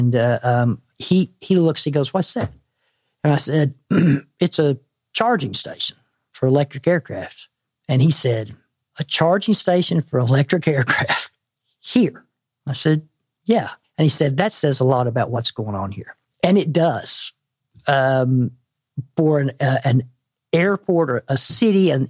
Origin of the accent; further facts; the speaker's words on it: Arkansas, United States; I'm from Arkansas